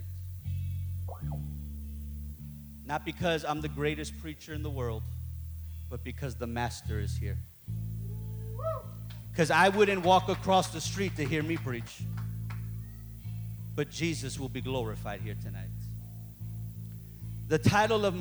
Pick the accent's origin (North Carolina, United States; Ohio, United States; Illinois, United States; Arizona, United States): Illinois, United States; Chicago; I'm from Chicago